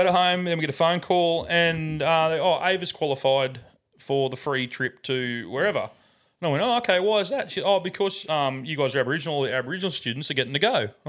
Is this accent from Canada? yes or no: no; England, United Kingdom; moved away; we're from England.